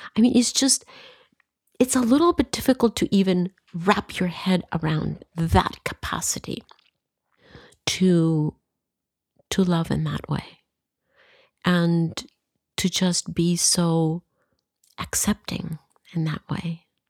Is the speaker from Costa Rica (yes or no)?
yes; Costa Rica; I come from Costa Rica